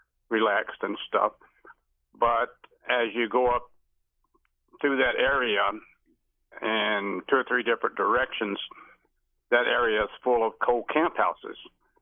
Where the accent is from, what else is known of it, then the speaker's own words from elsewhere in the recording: Kentucky, United States; I was born in Gracie Fort, Kentucky. That's in the Hempville area.